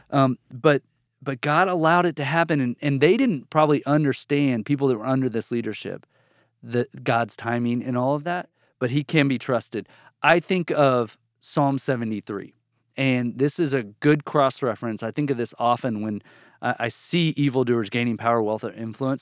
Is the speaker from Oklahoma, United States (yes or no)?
yes; Bartlesville, Oklahoma, United States; moved away as an adult; also born or lived in Amarillo, Texas; now in Texas, United States; I grew up almost all my life till I went to college in a town called Bartlesville, Oklahoma, in northeastern Oklahoma